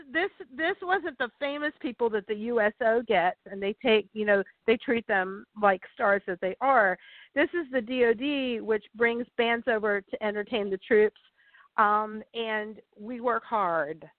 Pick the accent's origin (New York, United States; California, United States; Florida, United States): Florida, United States; the place I grew up here in Florida